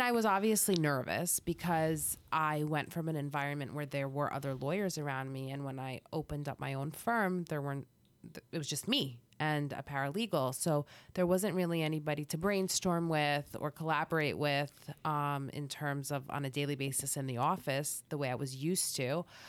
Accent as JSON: {"language": "English", "region": "New Jersey", "country": "United States", "tie": "born or raised there", "also_born_or_lived": "Boston", "said": "I was raised in New Jersey"}